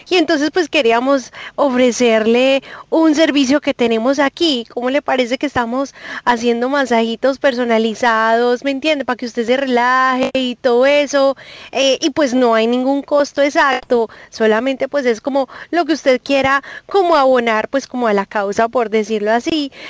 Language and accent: Spanish; Medellín, Antioquia, Colombia; moved away; Bueno, yo soy de Medellín, lo que pasa es que pues llegué hace mucho, pero usted sabe que ese acentico a uno nunca se le pierde, bebé.